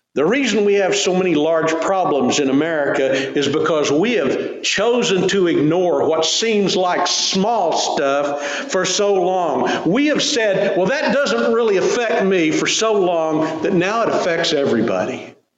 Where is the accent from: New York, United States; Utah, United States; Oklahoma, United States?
Oklahoma, United States; Tulsa; Growing up in Tulsa